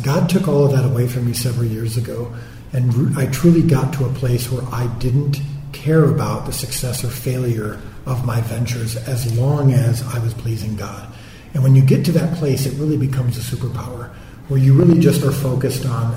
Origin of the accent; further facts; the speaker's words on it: Zion, Wheaton, Deerfield, Illinois, United States; moved away as an adult; also born or lived in Elgin, Illinois; now in Dallas, United States; I was born and raised in Zion, Wheaton, Deerfield, a few places